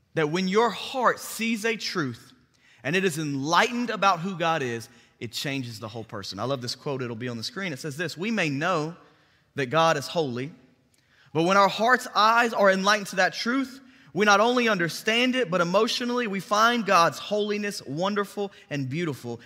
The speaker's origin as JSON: {"language": "English", "town": "Bartlett", "region": "Tennessee", "country": "United States", "tie": "born or raised there", "also_born_or_lived": "Memphis, Tennessee", "said": "I grew up in Bartlett. I've been in Memphis, Tennessee my entire life."}